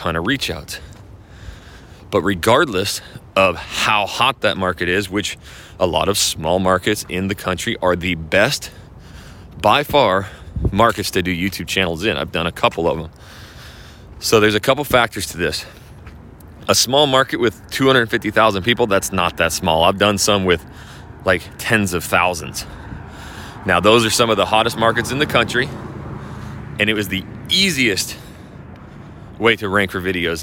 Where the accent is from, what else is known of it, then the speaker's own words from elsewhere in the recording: Hayden Lake, Idaho, United States; moved away; I'm from Hayden Lake, Idaho